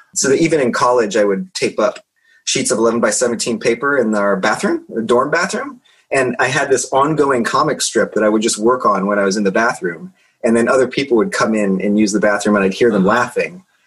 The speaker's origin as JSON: {"language": "English", "region": "Indiana", "country": "United States", "moved": "yes", "said": "I'm from Indiana originally"}